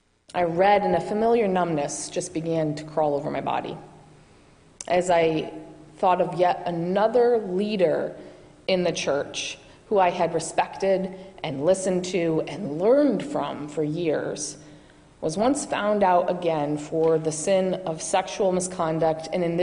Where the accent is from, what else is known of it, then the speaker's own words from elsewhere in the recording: Michigan, United States; moved away; I do not have a New England accent. I have many vowels. That's because I'm from Michigan